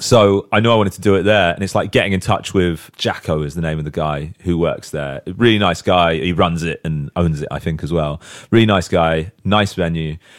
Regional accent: Southampton, South East England, United Kingdom; in Southampton. Like, that's my hometown

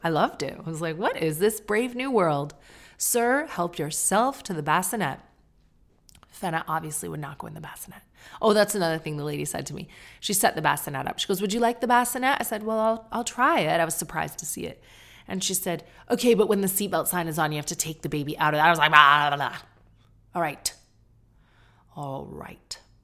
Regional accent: Canada; now in United Kingdom; me being Canadian

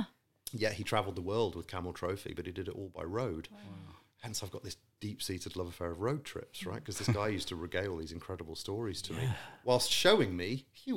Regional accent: Saudi Arabia; also born or lived in Qatar / Malaysia; now in United Kingdom; So I was born and raised in Saudi. I spent a lot of time in Qatar subsequent to that and then Malaysia and then came back to the UK.

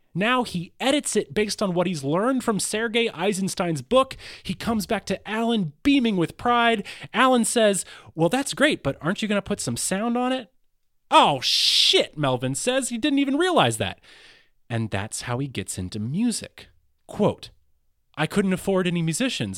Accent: Athens, Georgia, United States; my hometown, Athens, Georgia

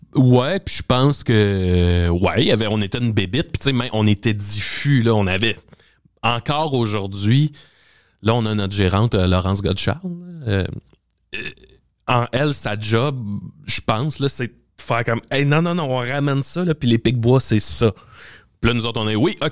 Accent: Salaberry-de-Valleyfield, Quebec, Canada; je viens de Valleyfield puis euh, secondaire 1 à 12 ans je suis dans un cours d'anglais

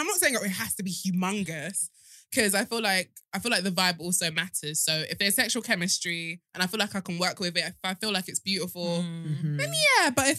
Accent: Nigeria; But that might be because I'm Nigerian, Yoruba specifically.

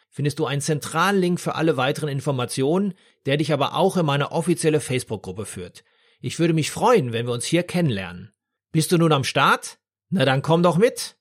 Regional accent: Dortmund, North Rhine-Westphalia, Germany; meiner Heimatstadt Dortmund

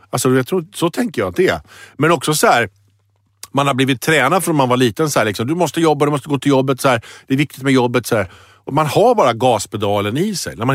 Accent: Sweden; Själv är jag glad för att jag är svensk.

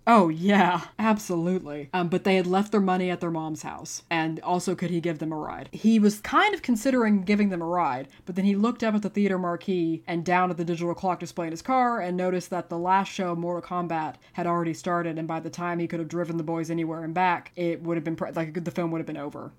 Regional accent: Abilene, Texas, United States; my hometown of Abilene, Texas

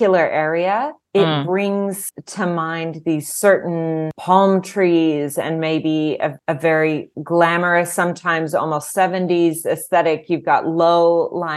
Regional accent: Southern California, United States; I grew up in Southern California

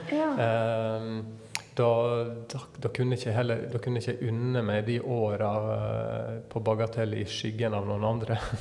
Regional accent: Sunnmøre, Møre og Romsdal, Norway; hvor jeg kommer ifra, ifra Sunnmøre

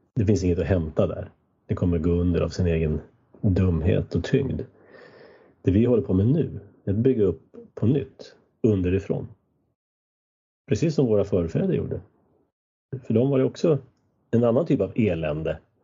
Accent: Sweden; also born or lived in United States; mitt lilla samhälle där jag växte upp, där var en kyrka från 1200-talet

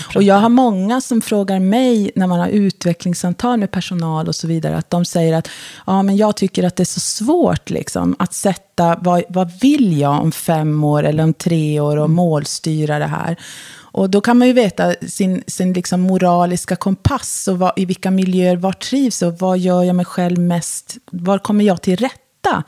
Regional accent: Luleå, Norrbotten County, Sweden; also born or lived in Porjus; now in Stockholm, Sweden; jag är uppfödd och uppvuxen i Luleå

